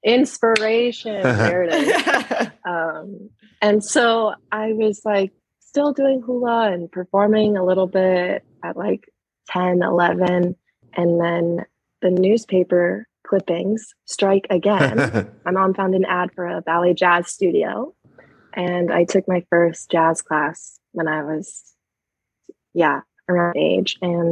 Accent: Arizona, United States; moved away as an adult; also born or lived in Hawaii / New York; now in Los Angeles, United States; I was born in Hawaii, grew up in Arizona, went to university in New York, and now live in Los Angeles.

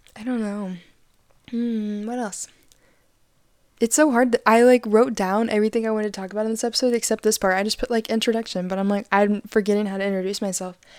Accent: Arkansas, United States; I'm from Esmalta, Arkansas

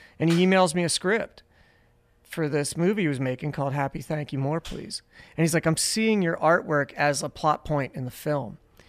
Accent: Pennsylvania, United States; moved away; I was born in Pennsylvania and, like, you know, I made it here.

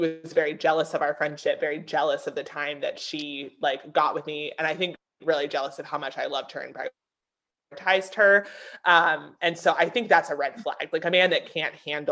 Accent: Pennsylvania, United States; moved away as an adult; now in South Carolina, United States; I grew up in a small town in Pennsylvania

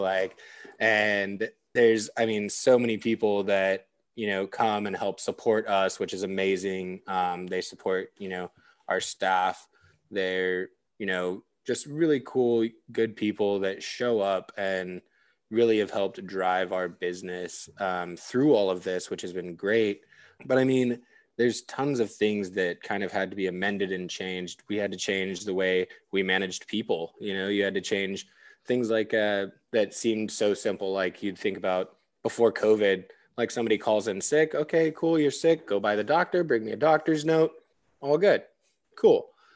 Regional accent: the mountains in California, United States; moved away as an adult; also born or lived in Orange County, California; now in Austin, United States; I'm from, like, the mountains in California and, like, a tiny little podunk town that got its first stoplight after I graduated high school. Like, small town.

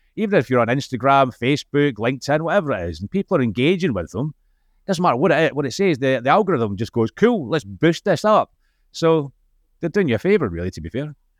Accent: Scotland, United Kingdom; accent: Scottish; being Scottish, the accent

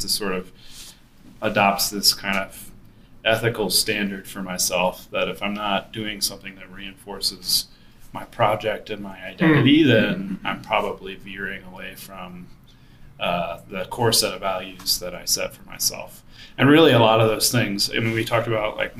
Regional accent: the South, United States; moved away as an adult; also born or lived in Boston; now in Denver, United States; I grew up on the East Coast in the South

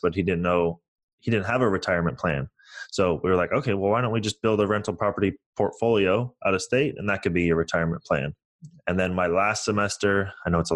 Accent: San Francisco Bay Area, California, United States; also born or lived in Toronto, Canada; I was born in Toronto, Canada. I moved to the United States in 2000. I moved to San Francisco.

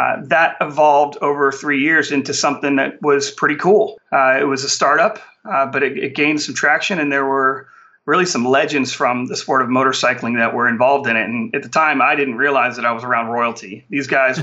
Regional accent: Daytona Beach, Florida, United States; I grew up in Daytona Beach, Florida, which is the world center of racing

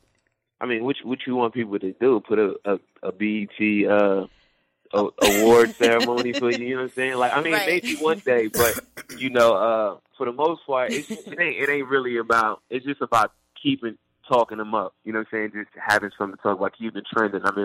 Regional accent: New Jersey, United States; also born or lived in Brooklyn, New York; I was born in Brooklyn, raised in Jersey.

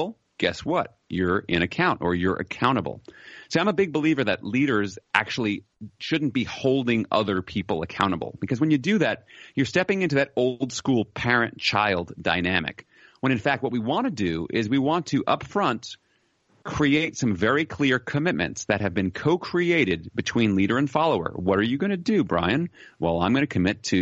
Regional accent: United States; moved away as an adult; now in Netherlands; I'm an American by birth, but I'm living in the Netherlands

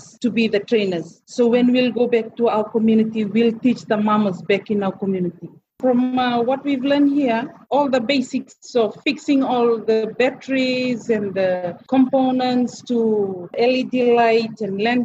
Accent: Fiji; we came from Fiji

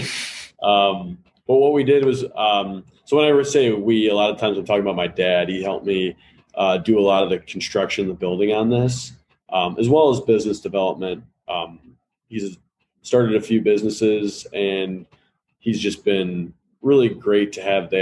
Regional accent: Hoffman Estates, Illinois, United States; I grew up in Hoffman Estates, so northwest suburbs of Chicago

